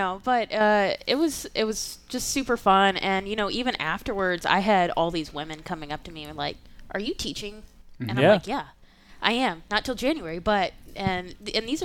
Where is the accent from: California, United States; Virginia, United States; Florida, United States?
Virginia, United States; Richmond; I was born and raised in Richmond